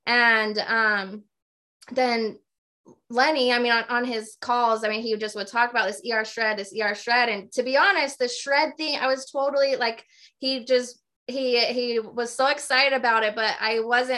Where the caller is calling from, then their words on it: Morgan, Utah, United States; Do you know where Morgan's at?